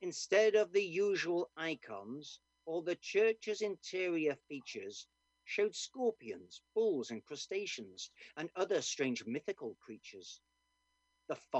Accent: Doncaster, Yorkshire and the Humber, United Kingdom; accent: Doncaster; I am also Scottish, as you can hear from my Doncaster accent

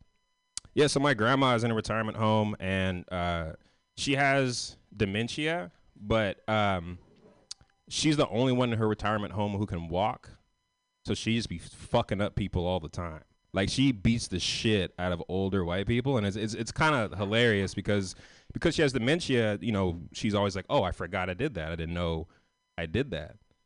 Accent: San Francisco, California, United States; I'm from San Francisco. I'm from the West Coast

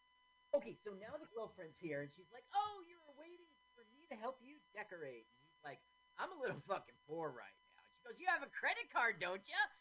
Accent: Phoenix, Arizona, United States; I grew up in Phoenix.

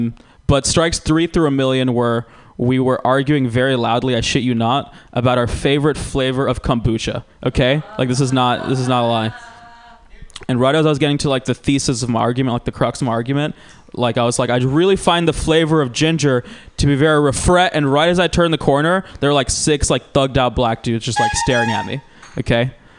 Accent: Georgia, United States; now in California, United States; I'm biracial. You guys have probably figured that part out. I grew up in Georgia. I didn't really fit in Georgia.

